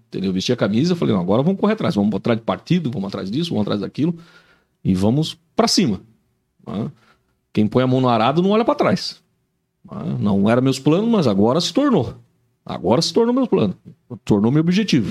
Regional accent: São Paulo, Brazil; moved away as an adult; now in Joinville, Brazil; eu sou natural de São Paulo, mas cheguei aqui com 19 anos de idade

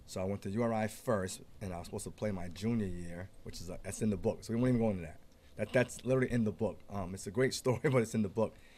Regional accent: East Providence, Rhode Island, United States; born and raised in East Providence. Born and raised.

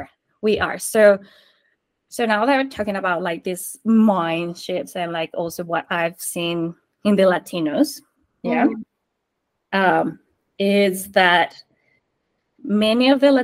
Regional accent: Colombia; born there; English is a second language; Like, I know I was born in Colombia, but I have moved so many, like I have lived in so many places that I didn't know where I was or where I was from.

